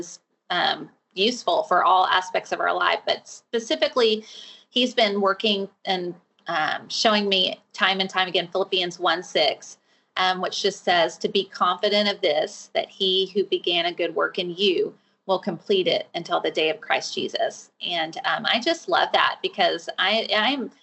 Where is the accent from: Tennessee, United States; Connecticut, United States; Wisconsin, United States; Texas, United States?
Texas, United States; Fort Worth; I live in Texas. I'm from Fort Worth, Texas